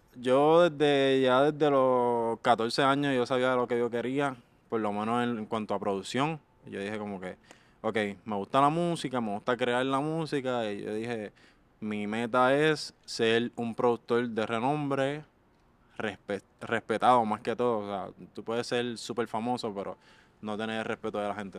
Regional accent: Carolina, Puerto Rico; de Carolina, Puerto Rico

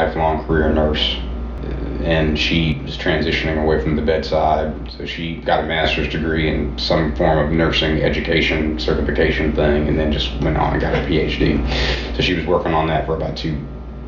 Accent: Atlanta, Georgia, United States; now in Nashville, United States; I'm from Atlanta, Georgia originally

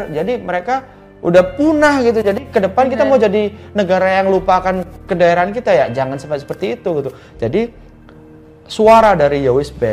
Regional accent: Java, Indonesia; Misalnya saya orang Jawa ya, saya menggunakan karya berbahasa Jawa.

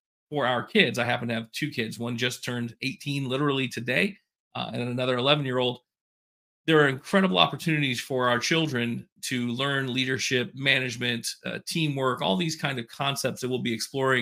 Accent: Polk County, Florida, United States; I grew up in Polk County

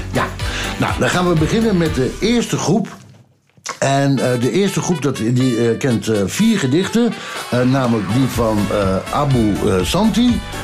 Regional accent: Ommen, Overijssel, Netherlands; Ik kom dan uit Ommen, dat was dan niet zo ver van Deventer

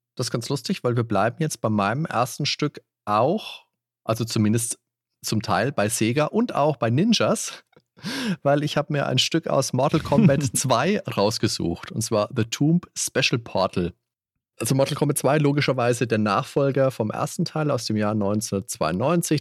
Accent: Würzburg, Bavaria, Germany; wir haben bei uns in Würzburg einen ganz tollen Spieleladen gehabt

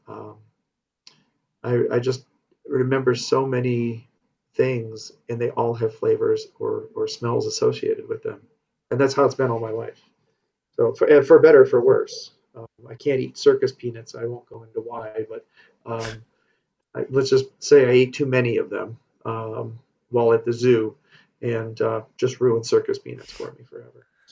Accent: Madison, Wisconsin, United States; I was born actually here in Madison, and uh, a long time ago, and um, grew, have grown up in the area

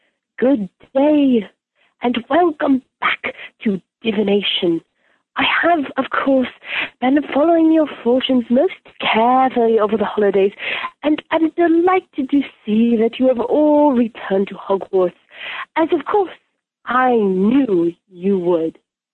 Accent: St. Louis, Missouri, United States; I'm from St. Louis, Missouri.

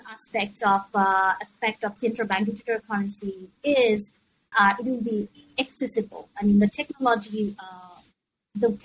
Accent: Bangladesh; now in Hong Kong; I'm originally from Bangladesh

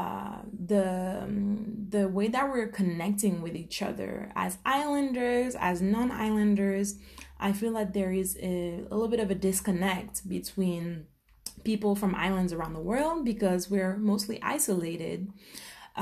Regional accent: Martinique; I come from the Caribbean, a small island called Martinique

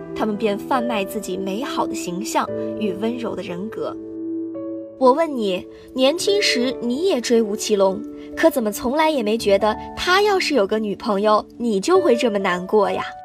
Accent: Guangzhou, Guangdong, China; moved away as an adult; now in Nanjing, China; 来自广东广州。我在南京大学，距离我的家乡一千三百六十七公里

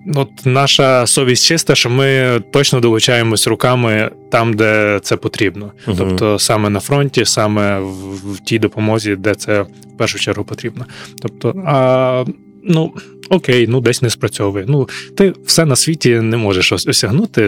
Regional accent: Ivano-Frankivsk, Ivano-Frankivsk Oblast, Ukraine; я з Івано-Франківська

